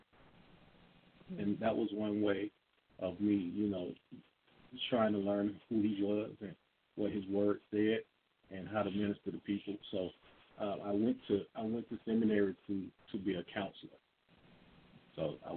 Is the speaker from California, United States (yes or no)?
no; Atlanta, Georgia, United States; I'm from Atlanta, and I grew up here